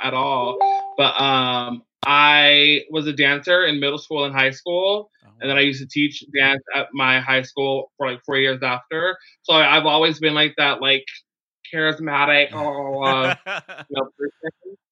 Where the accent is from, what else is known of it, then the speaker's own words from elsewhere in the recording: San Diego, California, United States; born and raised in Logan Heights